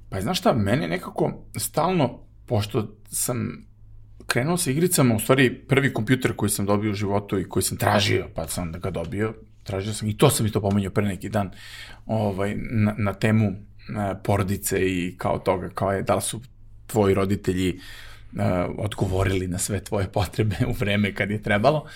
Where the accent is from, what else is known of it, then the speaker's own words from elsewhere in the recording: Serbia; I mi smo ovde imali zaista u Srbiji izuzetno nepre, teške prilike